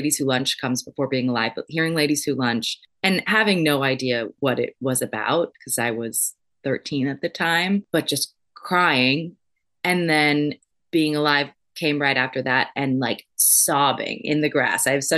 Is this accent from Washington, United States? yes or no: no; San Diego, California, United States; also born or lived in Minnesota; when we moved to San Diego from Minnesota when I was little